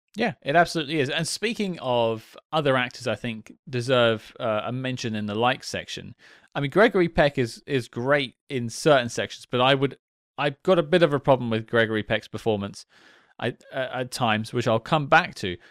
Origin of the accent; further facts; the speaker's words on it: United Kingdom; as a British guy myself